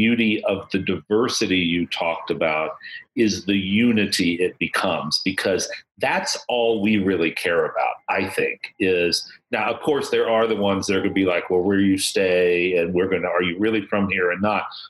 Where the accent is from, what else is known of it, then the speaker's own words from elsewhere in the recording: Boston, Massachusetts, United States; now in New Orleans, United States; when I moved to New Orleans from Boston, and you know, Boston, we have the New England Patriots.